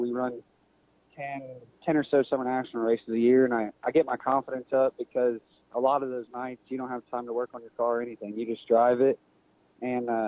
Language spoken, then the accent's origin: English; Mississippi, United States; now in Waverly, Texas, United States; I was born in Mississippi